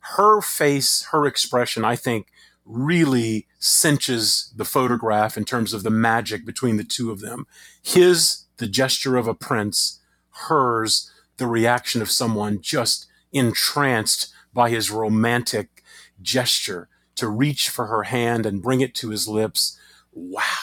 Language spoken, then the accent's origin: English; Crowley, Louisiana, United States; my hometown of Crowley, Louisiana